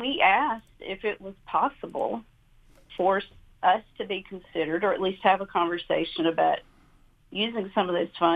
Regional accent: Doerun, Georgia, United States; now in Athens, United States; Growing up in Colquitt County, my family farmed for a living

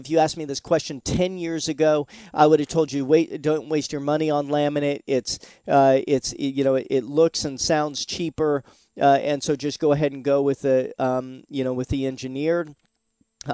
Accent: Seattle, Washington, United States; now in Florida, United States; I'm originally from Seattle, Washington, and we had Woodshake roofs

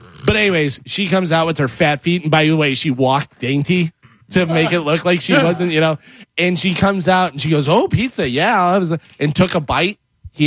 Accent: Missouri, United States; moved away; also born or lived in Chicago; I was born in Missouri

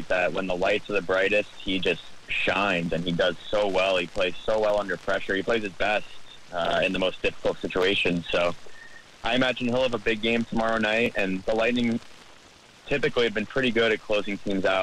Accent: Tampa, Florida, United States; I'm actually from Tampa

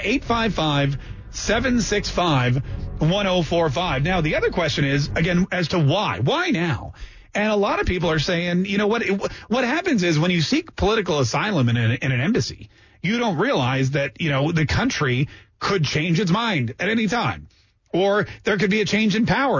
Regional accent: Canada; now in United States; Canadian by birth, American by the grace of God

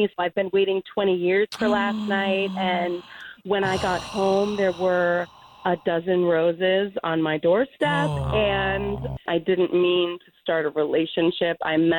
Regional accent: Ohio, United States; moved away; I'm from Ohio

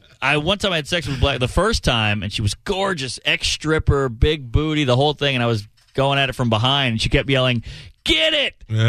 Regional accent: New Orleans, Louisiana, United States; I can't pull off a Southern accent.

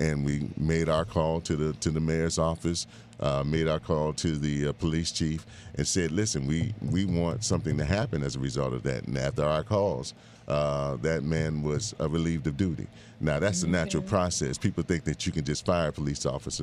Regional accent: Bahamas; now in Miami, United States; I was born in the Bahamas, and I grew up between the Bahamas and Miami most of my uh, teenage, uh, young adult life.

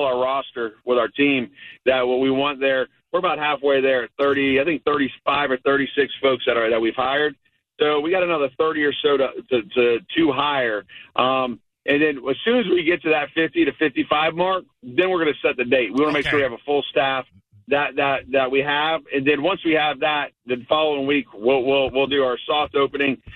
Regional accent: Brooksville, Florida, United States; born and raised in Brooksville

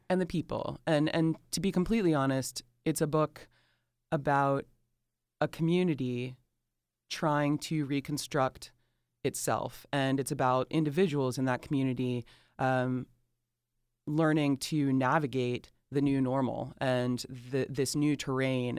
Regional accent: Atlanta, Georgia, United States; accent: Southern drawl; moved away; I love that I was born and raised in Atlanta. I love that I was born and raised in the South

